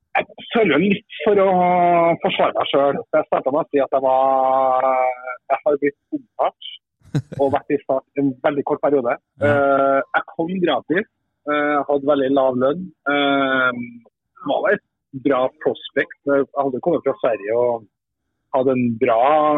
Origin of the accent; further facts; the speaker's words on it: Trondheim, Trøndelag, Norway; moved away as an adult; also born or lived in Sweden / Kristiansand; bodde jeg hjemme i Trondheim da, i noen måneder.